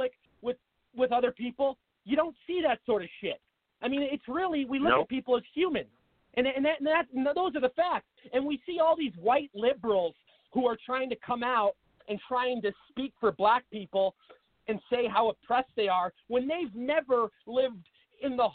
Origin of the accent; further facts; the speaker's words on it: Seattle, Washington, United States; in my hometown of Seattle